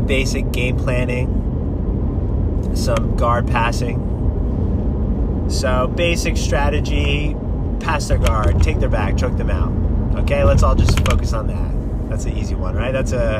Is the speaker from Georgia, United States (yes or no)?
no; New Jersey, United States; now in California, United States; growing up in New Jersey, moving out to California